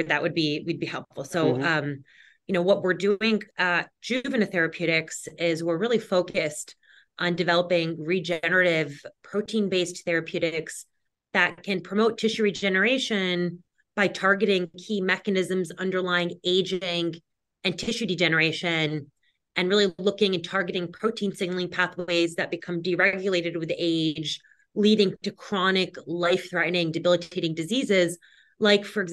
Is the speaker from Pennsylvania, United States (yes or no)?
no; Westchester, New York, United States; where I grew up in Westchester, New York.